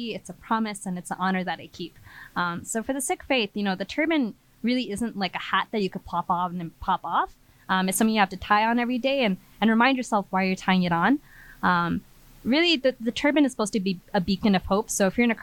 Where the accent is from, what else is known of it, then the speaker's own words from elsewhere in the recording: Colorado Springs, Colorado, United States; I grew up in Colorado Springs